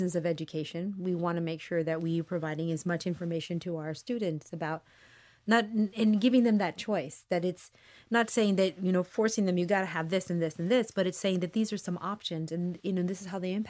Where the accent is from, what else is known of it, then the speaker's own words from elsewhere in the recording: Michigan, United States; born there; All the way up to Michigan, because I was born in Michigan.